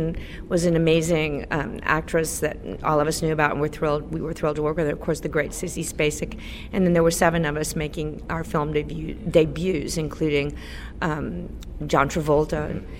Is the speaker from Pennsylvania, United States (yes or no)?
no; Texas, United States; I'm from Texas.